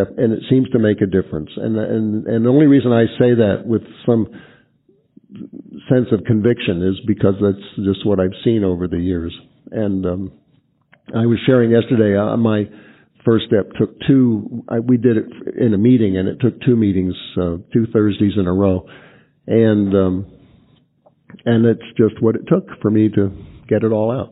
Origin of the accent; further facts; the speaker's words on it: East Coast, United States; moved away; I grew up on the East Coast where we have a lot of garbage barges.